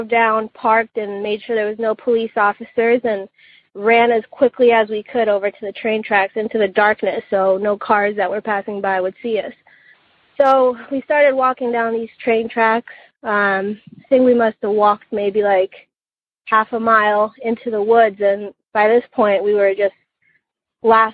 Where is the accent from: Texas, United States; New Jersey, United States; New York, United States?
New Jersey, United States; growing up in New Jersey, there's always been a lot of urban legends